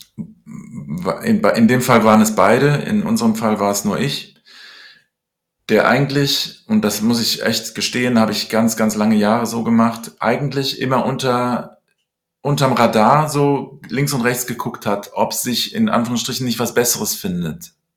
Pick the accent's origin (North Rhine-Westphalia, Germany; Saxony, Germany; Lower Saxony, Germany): North Rhine-Westphalia, Germany; Cologne; also born or lived in London, United Kingdom; bin dann mit neun Jahren nach Köln gekommen und habe dann in der, äh, im Gymnasium eine Schülerband